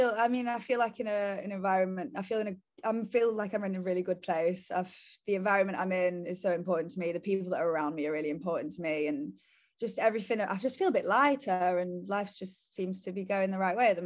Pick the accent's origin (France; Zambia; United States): France; It's amazing. I grew up in France as well, so they've actually done such a good representation of like the English to France community